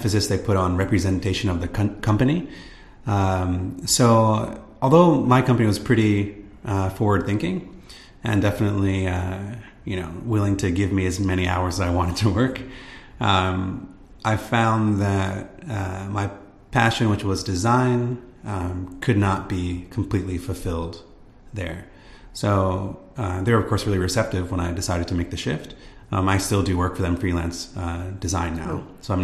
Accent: United States; moved away as an adult; now in Japan; from the States

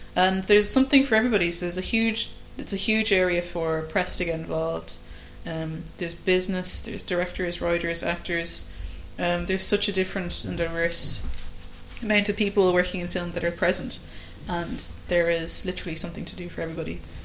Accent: Ireland; an Irish filmmaker

